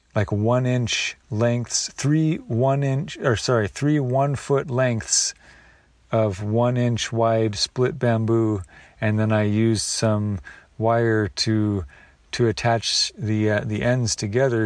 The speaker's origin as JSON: {"language": "English", "area": "the Northwest", "region": "Pacific Northwest", "country": "United States", "tie": "born or raised there", "said": "All the blackberries I grew up with in the Northwest"}